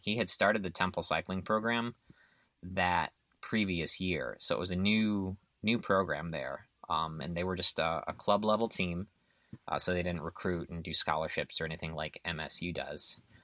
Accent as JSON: {"language": "English", "region": "Illinois", "country": "United States", "tie": "born or raised there", "moved": "yes", "lives_now": "Texas, United States", "said": "I grew up in Illinois"}